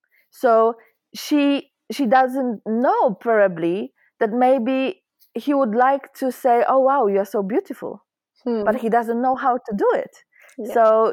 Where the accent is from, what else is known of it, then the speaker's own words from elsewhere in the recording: Poland; now in Sweden; I'm Polish, so I right now I live in Sweden, but I was born in Poland, and I'm quite shocked. I moved out from Poland in 2016